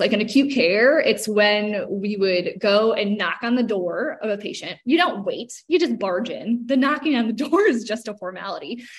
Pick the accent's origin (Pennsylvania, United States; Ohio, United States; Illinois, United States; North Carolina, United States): Ohio, United States; Cleveland; moved away as an adult; now in Charlotte, United States; I'm from Cleveland, Ohio